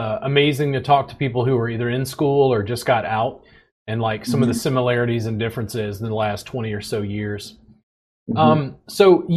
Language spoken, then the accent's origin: English; Baker, Louisiana, United States; moved away as an adult; also born or lived in Pennsylvania; now in Austin, United States; I grew up just outside of Baton Rouge, Louisiana, in a little town called Baker.